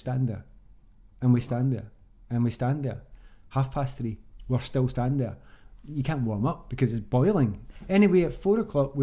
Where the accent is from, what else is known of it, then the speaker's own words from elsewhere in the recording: Glasgow, Scotland, United Kingdom; moved away as an adult; I came from the East End of Glasgow